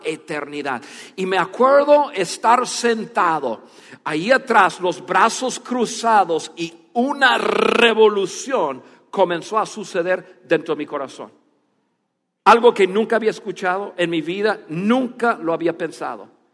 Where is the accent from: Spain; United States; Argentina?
United States; first language English; Spanish is a second language; moved away as an adult; also born or lived in Dallas, Texas; now in Mexico; yo soy más mexicano que, que, que norteamericano